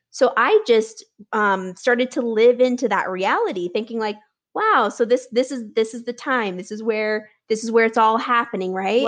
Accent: Nebraska, United States; now in Denver, United States; I grew up in Nebraska

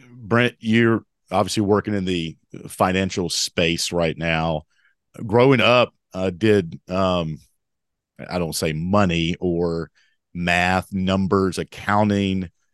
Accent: Mount Airy, North Carolina, United States; I'm from Mount Airy, North Carolina.

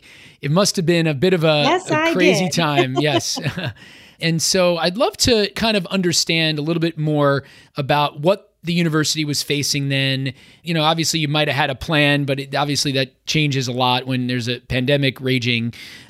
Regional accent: New York, United States; I grew up in New York area and have been exposed to schools like NYU, Columbia, Pace

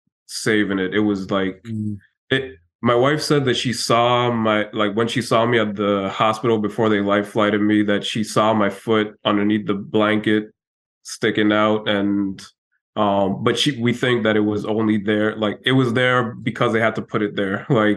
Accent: U.S. Virgin Islands; it's going to be tough, but I'm also from the Virgin Islands, so it'll be a little bit easier than most folks.

